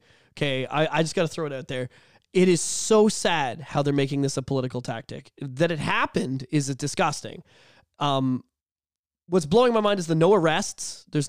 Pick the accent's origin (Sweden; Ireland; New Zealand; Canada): Canada; but as a Canadian, I'm pretty disgusted of what's gone on with that.